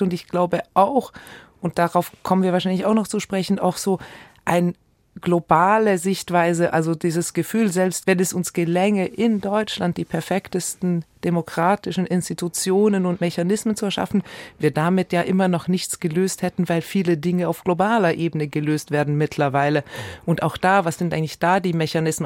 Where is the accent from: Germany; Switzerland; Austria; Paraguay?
Switzerland; ich bin ja als Schweizerin